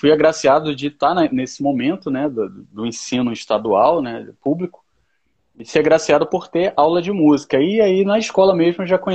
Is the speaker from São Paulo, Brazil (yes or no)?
no; Recife, Pernambuco, Brazil; now in Rio de Janeiro, Brazil; Eu sou de Recife, eu estou no Rio de Paraquedas, mas eu sou de Recife.